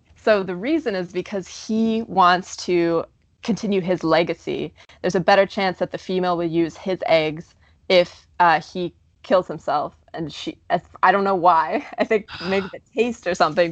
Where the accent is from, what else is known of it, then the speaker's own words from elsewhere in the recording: Canada; now in United States; I'm Canadian